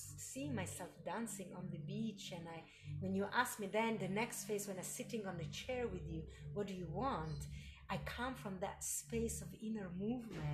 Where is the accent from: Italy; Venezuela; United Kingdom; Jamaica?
Italy; Milan, Lombardy; moved away; my growing up in Milano